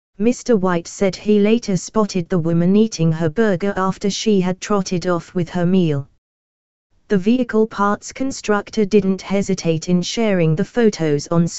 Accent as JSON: {"language": "English", "region": "Oslo", "country": "Norway", "tie": "born or raised there", "moved": "yes", "lives_now": "London, United Kingdom", "said": "I've always loved London. I moved here years ago, studied here, live here, and have family here. But I grew up in Oslo, Norway."}